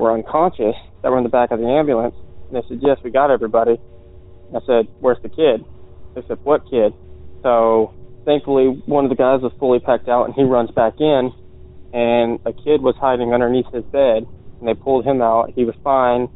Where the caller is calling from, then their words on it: Virginia, United States; I'm calling from Virginia